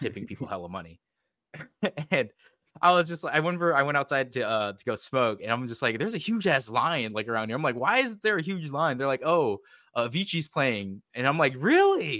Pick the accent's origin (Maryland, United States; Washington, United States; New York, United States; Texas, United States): Washington, United States; we're both from Washington